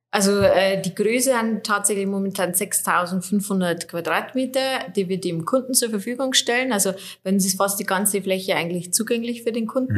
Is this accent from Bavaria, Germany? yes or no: yes; Schönsee, Bavaria, Germany; also born or lived in Oberviechtach / Regensburg; ich bin äh, nicht gebürtige Oberfichtacherin, sondern ich komme aus Schönsee, so 13 Kilometer weiter östlich. Ich war aber dann schon zur Schulzeit in Oberfichtach am wartenburg gymnasium